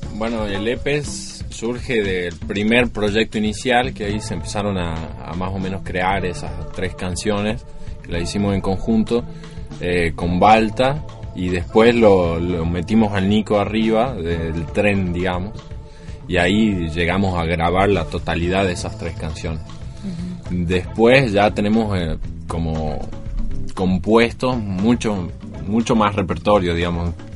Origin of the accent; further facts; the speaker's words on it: Jujuy, Argentina; now in Córdoba, Argentina; vengo de Jujuy, igual que Liti